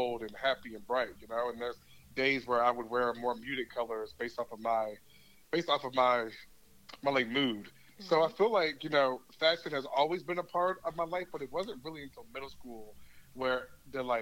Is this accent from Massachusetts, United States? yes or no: no; Columbia, South Carolina, United States; I am from Columbia, South Carolina, born and raised.